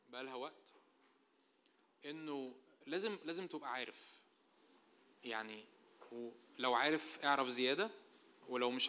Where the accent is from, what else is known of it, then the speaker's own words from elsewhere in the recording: Egypt; بسبب شرقيتنا بسبب ان احنا مصريين وعايشين في مجتمع متدين